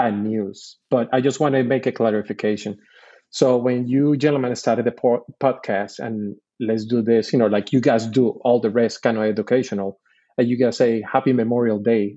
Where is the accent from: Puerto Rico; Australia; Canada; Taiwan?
Puerto Rico; moved away as an adult; I'm born and raised in Puerto Rico. I did all my schooling from kindergarten all the way to my second year in college in Puerto Rico.